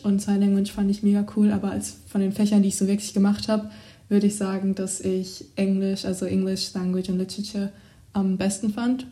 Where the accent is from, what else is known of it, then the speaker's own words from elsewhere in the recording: Germany; also born or lived in England; bei uns in Deutschland